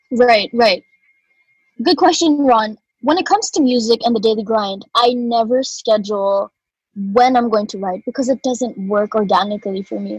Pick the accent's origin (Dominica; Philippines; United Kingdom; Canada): Philippines; Cebu, Central Visayas; born or raised there; also born or lived in Sydney, Australia / Manila